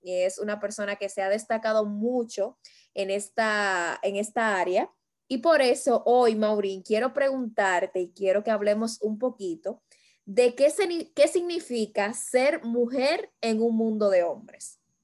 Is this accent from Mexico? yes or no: no; Dominican Republic; como dominicanos que somos